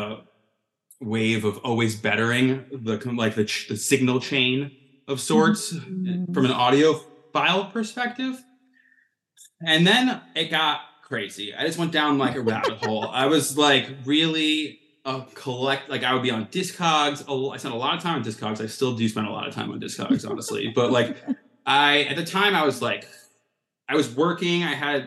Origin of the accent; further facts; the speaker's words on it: Long Beach, New York, United States; a band that we played with called the …, your punk band from my hometown